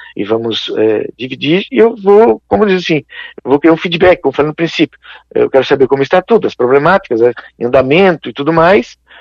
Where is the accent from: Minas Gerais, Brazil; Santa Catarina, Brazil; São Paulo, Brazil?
Santa Catarina, Brazil; Criciúma; eu sou aqui de Criciúma, né, a gente é, é mais local